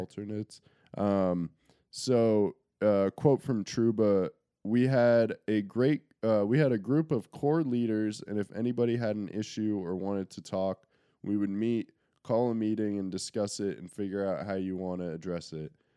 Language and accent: English; Connecticut, United States; We're from Connecticut